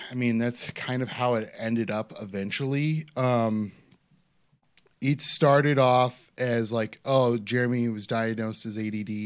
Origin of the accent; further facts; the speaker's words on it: Cleveland, Ohio, United States; I grew up in West Park, so Cleveland, born